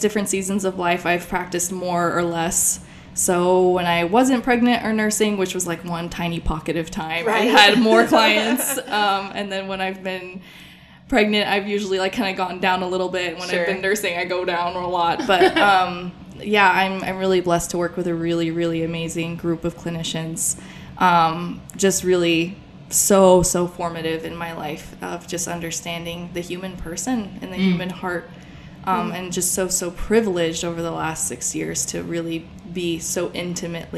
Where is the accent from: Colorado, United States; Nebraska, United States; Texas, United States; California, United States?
Texas, United States; Austin; also born or lived in Poland; I've actually been in Austin my whole life and then would spend summers in Poland